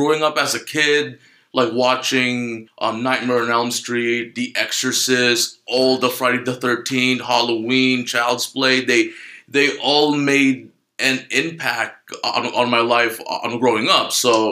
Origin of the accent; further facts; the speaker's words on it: Philippines; English is a second language; moved away; I'm Filipino. I was born and raised in the Philippines. So I came here like 2000. What was that? 2009